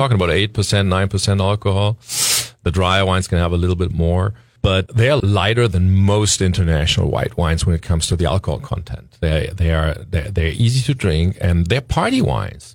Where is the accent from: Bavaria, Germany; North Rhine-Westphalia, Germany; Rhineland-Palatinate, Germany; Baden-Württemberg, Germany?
Rhineland-Palatinate, Germany; Leiwen; my hometown, Leyven